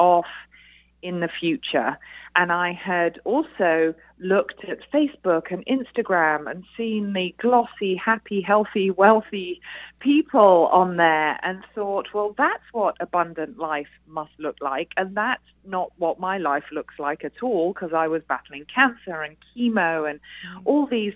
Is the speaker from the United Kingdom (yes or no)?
yes; United Kingdom; now in United States; as you can probably tell from my accent, I am a Brit here in the USA